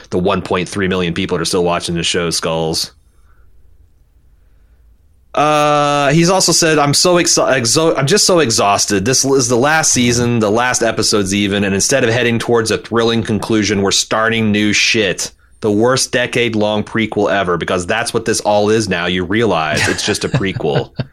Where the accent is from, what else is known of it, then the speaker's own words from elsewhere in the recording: Brooklyn, New York, United States; as a New Yorker born and raised in Brooklyn, I might be one of the few people looking forward to the Isle of Dead spinoff.